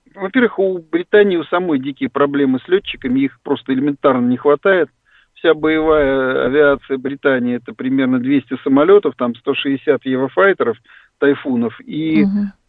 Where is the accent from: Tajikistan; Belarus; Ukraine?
Ukraine; now in Russia; я рос на Украине